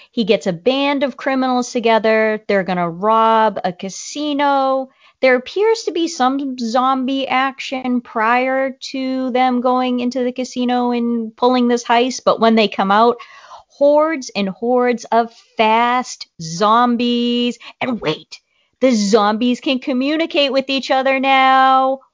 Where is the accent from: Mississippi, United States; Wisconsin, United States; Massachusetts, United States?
Massachusetts, United States; Boston; accent: Boston; my Boston accent would probably come out